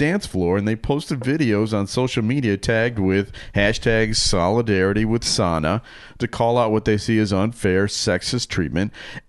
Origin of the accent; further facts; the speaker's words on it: Albuquerque, New Mexico, United States; I grew up in Albuquerque, New Mexico. I'm about the same age as you guys.